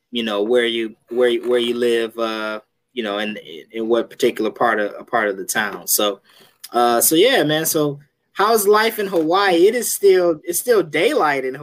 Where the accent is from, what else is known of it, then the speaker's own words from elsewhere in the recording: New Jersey, United States; born and raised in New Jersey.